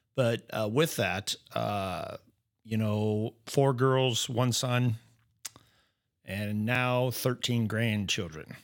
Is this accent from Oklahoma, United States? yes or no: no; Norfolk, Nebraska, United States; just a normal kid, I guess, growing up in Nebraska